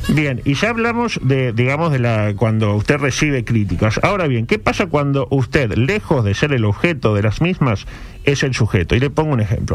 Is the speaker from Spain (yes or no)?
no; Uruguay; somos uruguayos